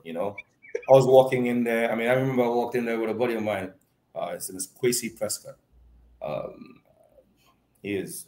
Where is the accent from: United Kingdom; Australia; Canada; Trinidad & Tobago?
Trinidad & Tobago; Point Fortin; I'm from Point Fortin